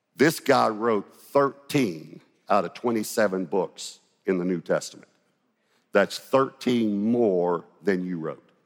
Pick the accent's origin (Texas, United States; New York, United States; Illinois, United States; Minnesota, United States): Texas, United States; Longview; when I was growing up in Longview, Texas.